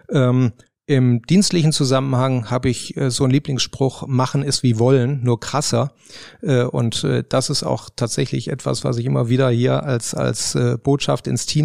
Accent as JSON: {"language": "German", "region": "Rhineland", "country": "Germany", "lives_now": "Baden-Württemberg, Germany", "said": "Äh, ich bin Rheinländer und ähm, jetzt wohne ich in Baden-Württemberg"}